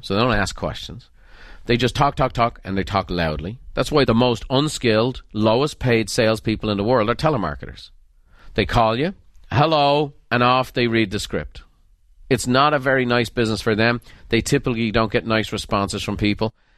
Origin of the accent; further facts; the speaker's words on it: Ireland; moved away; growing up in Ireland